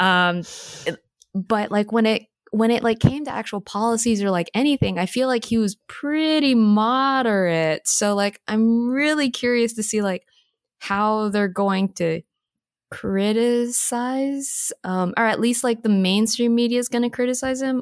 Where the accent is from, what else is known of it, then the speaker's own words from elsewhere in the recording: Alabama, United States; I'm from Alabama